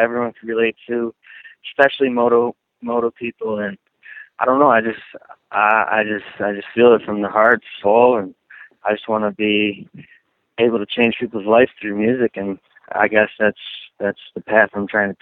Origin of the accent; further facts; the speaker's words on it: Buffalo, New York, United States; I'm from Buffalo, New York